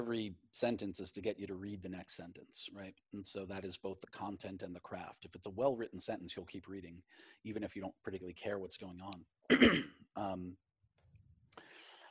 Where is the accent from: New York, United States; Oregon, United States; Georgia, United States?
New York, United States; Glen Cove; also born or lived in Queens, New York / Manhattan, New York; I grew up in a town called Glen Cove